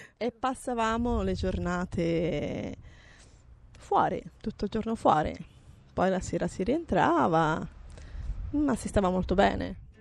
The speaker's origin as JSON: {"language": "Italian", "town": "Livorno", "region": "Tuscany", "country": "Italy", "tie": "born or raised there", "said": "qui era queste abitazioni che vedi erano tutte abitate, eravamo circa 20 bambini, parliamo degli anni 60"}